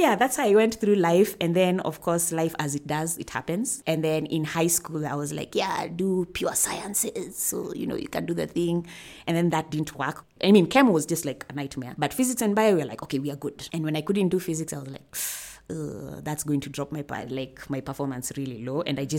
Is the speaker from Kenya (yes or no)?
yes; Nairobi, Kenya; And where in Africa? I'm from Nairobi, Kenya.